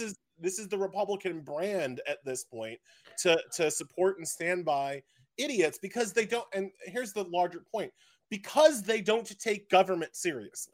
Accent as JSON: {"language": "English", "area": "Long Island", "region": "New York", "country": "United States", "tie": "born or raised there", "said": "I am a born and bred Long Islander"}